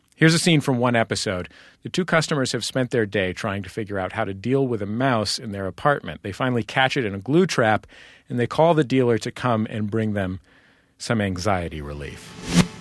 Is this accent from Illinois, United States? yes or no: no; San Francisco, California, United States; I grew up in San Francisco, in the Mission District